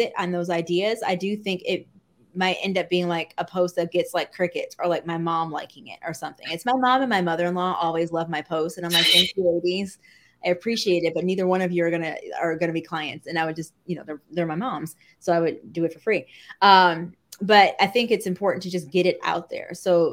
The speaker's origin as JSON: {"language": "English", "region": "Midwest", "country": "United States", "said": "I say pop because I'm from the Midwest. So to me, soda is pop"}